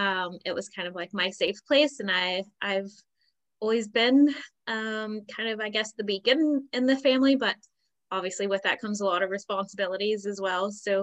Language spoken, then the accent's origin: English; United States; moved away as an adult; now in Northern Ireland, United Kingdom; I am originally from America, from a military background. So my family traveled a lot. So I don't really like have even a specific state that I would say like I grew up in. But yeah, I've been living here in Northern Ireland for five, almost 6 years now.